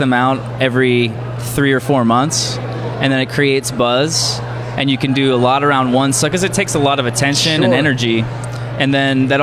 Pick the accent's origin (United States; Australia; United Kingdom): United States; Pennsylvania; I am from Pennsylvania I live in PA.